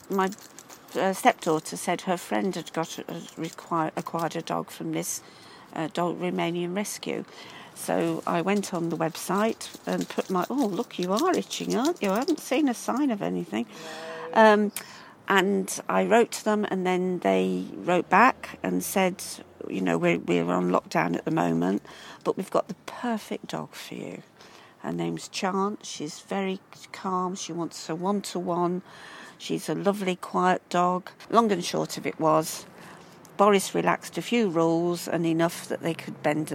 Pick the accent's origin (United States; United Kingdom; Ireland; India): United Kingdom; Midlands; moved away as an adult; now in Brighton, United Kingdom; I'm from the Midlands. I'm not from, you know, the South